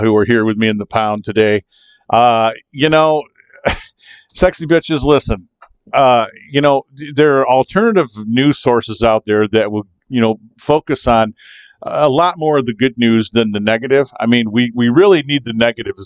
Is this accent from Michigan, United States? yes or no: yes; Kalamazoo, Michigan, United States; coming to you from Kalamazoo, Michigan. Yes, that's right, my hometown, Kalamazoo, Michigan / Portage